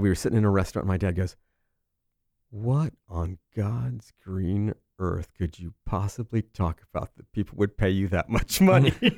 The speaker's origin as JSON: {"language": "English", "town": "Los Angeles", "region": "California", "country": "United States", "tie": "born or raised there", "said": "I grew up in Hollywood"}